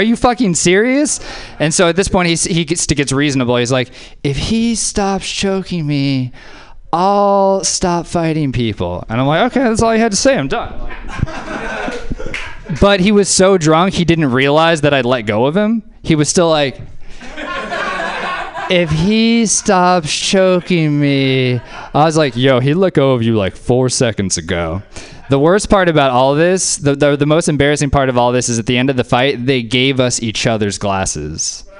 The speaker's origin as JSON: {"language": "English", "region": "Georgia", "country": "United States", "said": "I'm very polite. I'm from the South. I'm from the South, too. I'm from Georgia."}